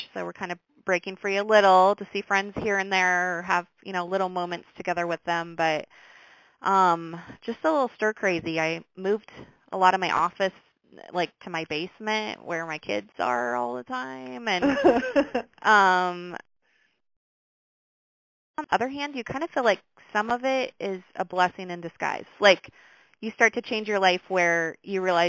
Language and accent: English; Brooklyn, Iowa, United States; I grew up in Brooklyn. I've been around Brooklyn my whole life.